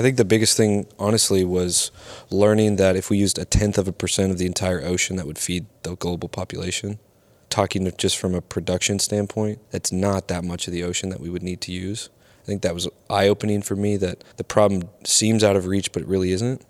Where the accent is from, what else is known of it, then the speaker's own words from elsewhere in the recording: the Northwest, Pacific Northwest, United States; now in Miami, United States; growing up in the Northwest